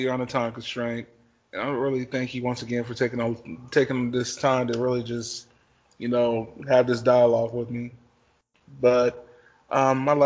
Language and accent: English; Midwest, United States; growing up in the Midwest, or just growing up in the United States